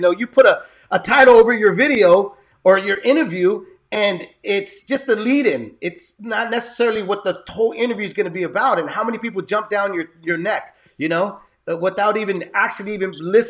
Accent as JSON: {"language": "English", "town": "San Jose", "region": "California", "country": "United States", "tie": "born or raised there", "said": "I was born and raised in San Jose, which is now away from San Francisco."}